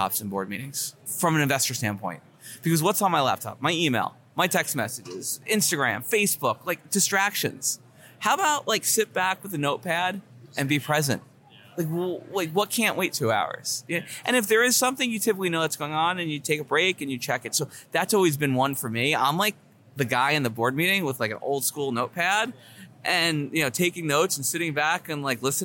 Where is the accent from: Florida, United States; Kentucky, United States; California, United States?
Florida, United States; South; moved away as an adult; also born or lived in New York / New Jersey; now in Miami, United States; I grew up in South Florida.